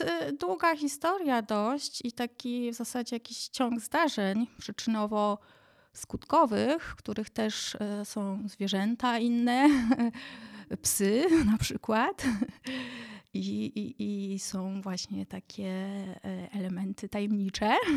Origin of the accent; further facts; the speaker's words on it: Jedlicze, Subcarpathian Voivodeship, Poland; also born or lived in Dukla; now in Kaczawskie Mountains, Poland; wychowałam się w małym miasteczku na Podkarpaciu